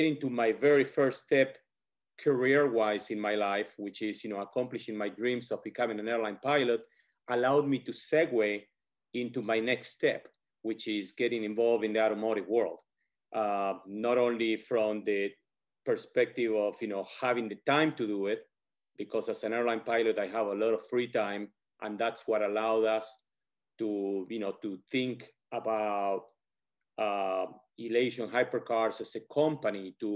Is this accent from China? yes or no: no; Argentina; English is a second language; moved away as an adult; now in United States; I was born and raised in Argentina. After I finished high school in Argentina, I moved over to the United States